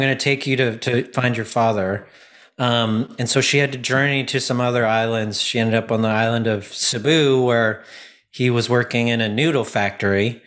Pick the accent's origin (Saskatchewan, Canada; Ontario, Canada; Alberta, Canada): Ontario, Canada; Ottawa; I was from Ottawa when I was about twelve